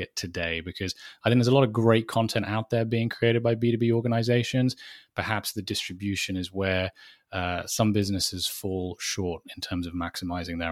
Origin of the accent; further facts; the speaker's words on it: United Kingdom; I'm probably one of the only Brits out there that couldn't care less about English football